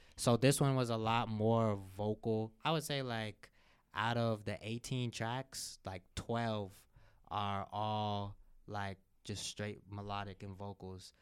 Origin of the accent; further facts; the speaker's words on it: Cincinnati, Ohio, United States; I'm from Cincinnati